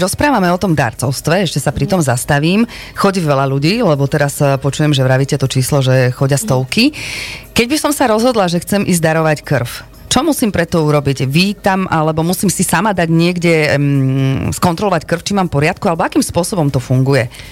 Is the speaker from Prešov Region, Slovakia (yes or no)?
yes; Snina, Prešov Region, Slovakia; ja som sninčanka, aj u nás snine